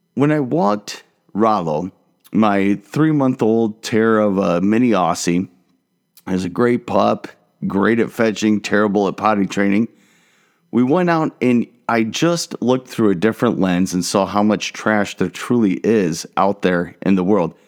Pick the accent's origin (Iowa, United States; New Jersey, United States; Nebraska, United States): Iowa, United States; Marion; moved away; also born or lived in Dallas, Texas; Growing up in Marion, Iowa, I had the black kid at my school